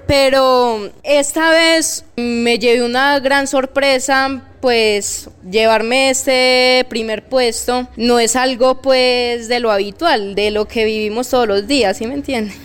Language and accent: Spanish; Medellín, Antioquia, Colombia; soy de la ciudad de Medellín